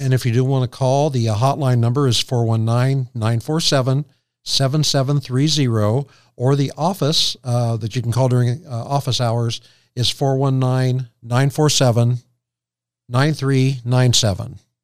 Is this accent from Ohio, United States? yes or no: yes; Morrow County, Ohio, United States; I was born in the Morrow County Hospital